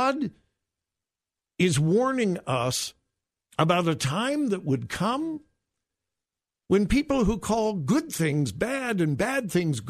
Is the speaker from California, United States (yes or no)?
yes; Southern California, United States; I grew up in Southern California listening to his dad, Jack MacArthur, on the radio